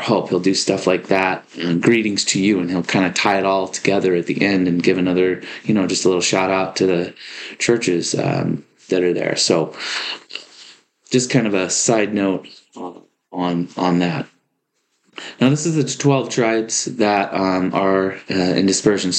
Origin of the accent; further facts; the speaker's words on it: Oregon, United States; Lived here, been pretty much born and raised in Oregon my entire life